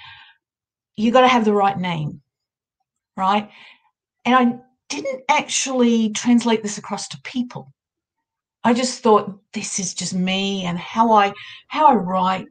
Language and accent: English; Australia; accent: Australian; I'm an Australian. You'd be able to tell by my accent. It's the next day here